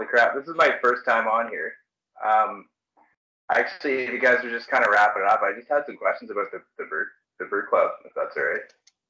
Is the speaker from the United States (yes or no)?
no; Canada; I'm from Canada.